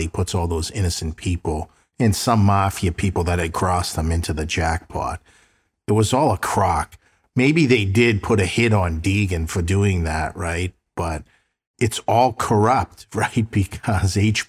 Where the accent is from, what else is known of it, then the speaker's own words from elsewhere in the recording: Boston, Massachusetts, United States; my hometown of South Boston